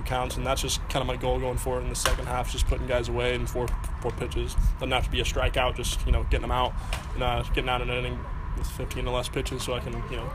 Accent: San Antonio, Texas, United States; growing up in San Antonio and being able to learn Spanish at an early age

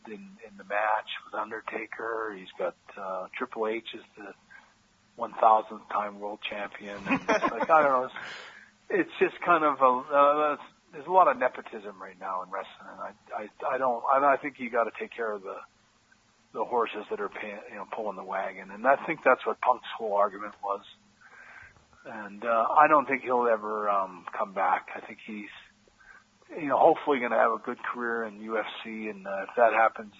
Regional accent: Canada; moved away as an adult; also born or lived in United States; I'm a Canadian guy

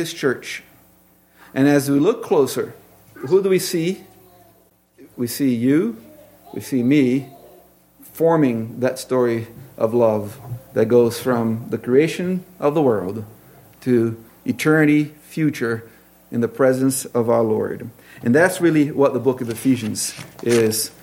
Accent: Brazil; moved away; I grew up in Brazil

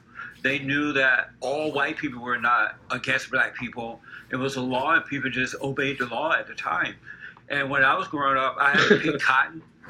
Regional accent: Alabama, United States; I grew up in Alabama. I grew up under the Jim Crow laws. I went to an all-black school. There were signs that said for colors only, for whites only.

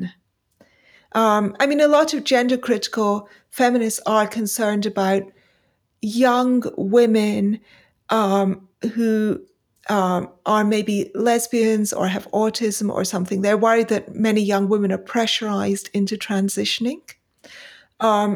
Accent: Pakistan; also born or lived in India; now in United Kingdom; I left for Pakistan as a very young, as a babe in arms. And I grew up in Pakistan and returned in the late 70s to the UK.

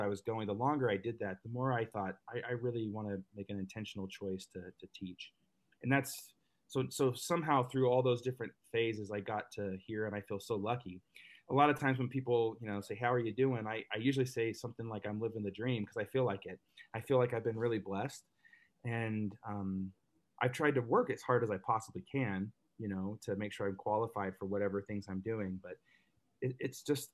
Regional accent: Dallas, Texas, United States; I grew up in Dallas, Texas

